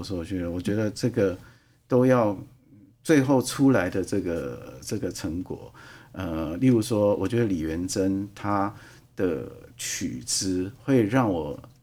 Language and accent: Chinese; Taiwan; moved away; also born or lived in Europe; 我是一个，呃，土生土长的客家人啊